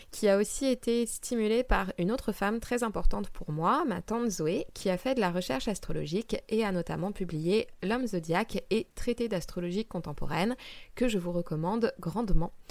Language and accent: French; Île-de-France, France; Euh, j'ai grandi dans le Val-de-Marne et après avoir passé un bac littéraire, je suis entrée à Sciences Po.